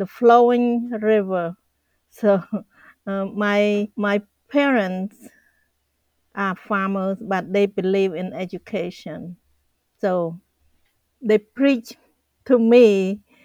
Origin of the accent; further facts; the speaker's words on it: Cambodia; English is a second language; moved away as an adult; also born or lived in Phnom Penh, Cambodia; now in United States; I had to leave my family behind and leave my hometown. And I went to the capital city